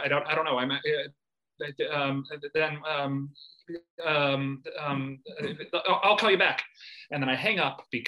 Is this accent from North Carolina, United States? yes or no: no; about 30 miles outside of Atlanta, Georgia, United States; moved away; I grew up about 30 miles outside of Atlanta.